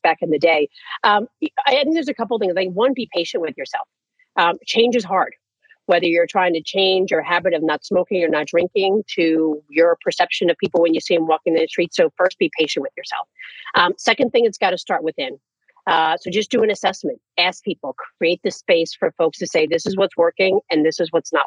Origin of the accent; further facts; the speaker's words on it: New York City, New York, United States; I'm from New York City